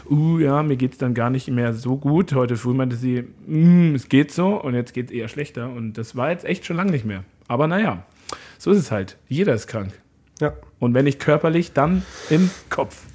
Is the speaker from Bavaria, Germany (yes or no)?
yes; Munich, Bavaria, Germany; ich komme ja aus München